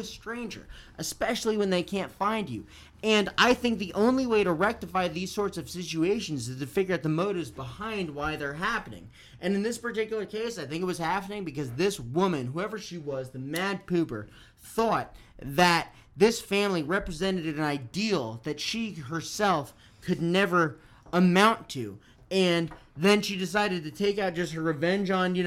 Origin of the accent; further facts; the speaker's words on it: New Jersey, United States; my home state